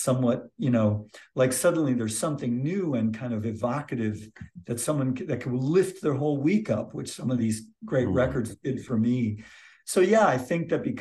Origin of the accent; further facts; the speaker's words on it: Michigan, United States; moved away as an adult; also born or lived in Santa Cruz, California; now in Clemmons, United States; I moved from Michigan, where I grew up, to Santa Cruz, California.